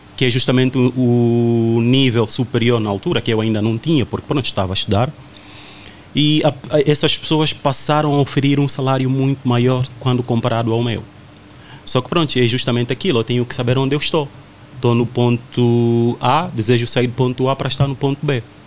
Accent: Angola; moved away as an adult; now in Portugal; eu sou angolano

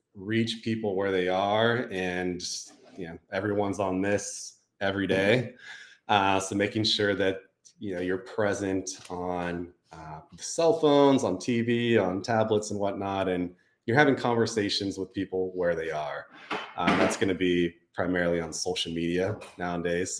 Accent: Santa Rosa, California, United States; Santa Rosa, my hometown

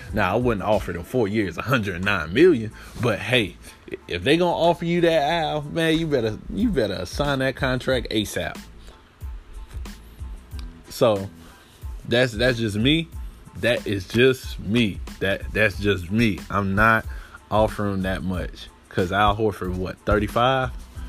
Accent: North Carolina, United States; Yes, I'm from North Carolina, so yes, I want to see Charlotte be successful.

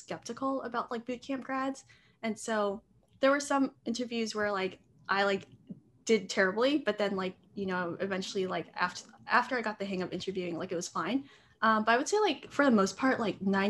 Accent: Northern Virginia, United States; moved away as an adult; also born or lived in Vietnam (ancestry); now in New York, United States; I'm like from Northern Virginia. It's like a suburb

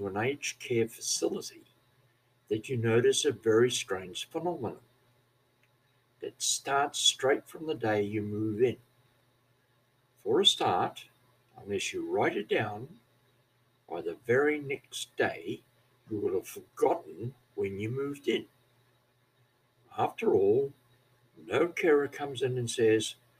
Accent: New Zealand; accent: Kiwi; moved away as an adult; also born or lived in Australia; now in Labrador, Australia; I come from New Zealand originally some 40 years ago, and according to some, I speak like a Scotsman, that is, I have a Kiwi accent.

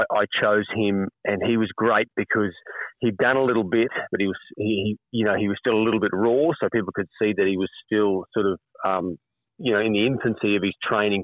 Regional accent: Brisbane, Queensland, Australia; I grew up in Brisbane as a city boy, went to Morris College, Ashgrove, went to QUT

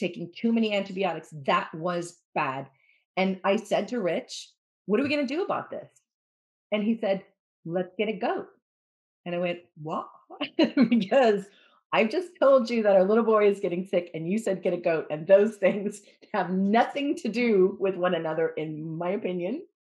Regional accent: United States; now in Wales, United Kingdom; I'm American, I'm a journalist

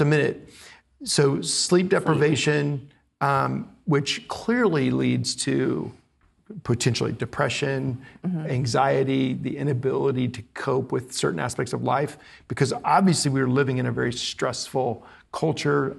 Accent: Bethany, Oklahoma, United States; moved away; I grew up in Bethany, across the lake

